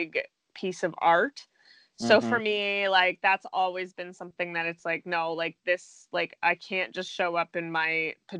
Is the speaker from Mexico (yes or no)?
no; Canada; Being Canadian